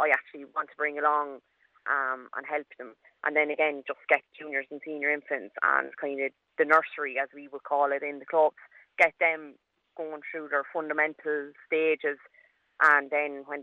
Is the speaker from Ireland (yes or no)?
yes; Kilkenny, Leinster, Ireland; I'm from Kilkenny